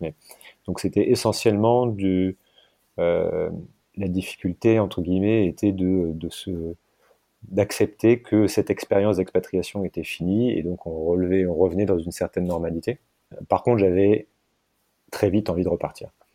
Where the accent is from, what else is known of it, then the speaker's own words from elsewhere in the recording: France; moved away as an adult; also born or lived in Hong Kong; quand on vient de France